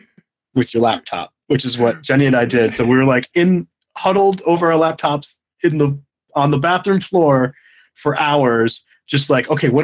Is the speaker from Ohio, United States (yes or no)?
no; outside Chicago, Illinois, United States; moved away; also born or lived in Michigan; I grew up outside Chicago